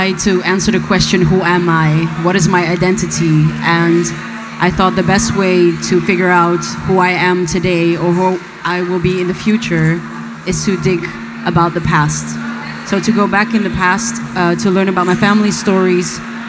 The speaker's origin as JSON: {"language": "English", "town": "Rotterdam", "region": "South Holland", "country": "Netherlands", "tie": "born or raised there", "said": "I was born in Rotterdam"}